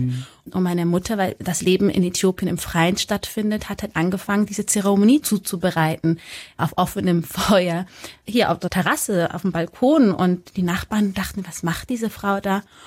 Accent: Munich, Bavaria, Germany; ich komme ja aus München

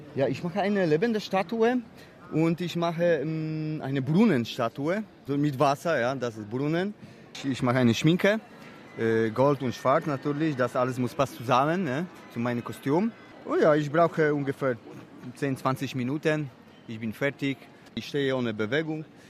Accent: Poland; German is a second language; moved away; ich komme aus Polen.

